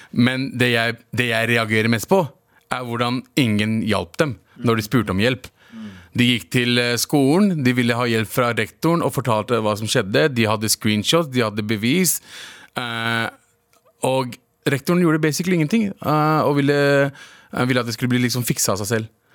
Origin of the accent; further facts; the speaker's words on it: Lørenskog, Akershus, Norway; Jeg vokste opp i, på Lørenskog